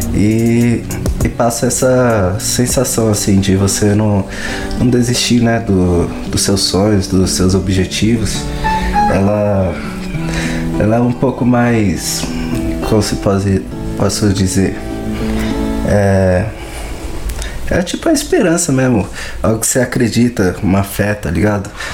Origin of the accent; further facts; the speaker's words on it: Santo André, São Paulo, Brazil; sou aqui de Santo André, né? São Paulo.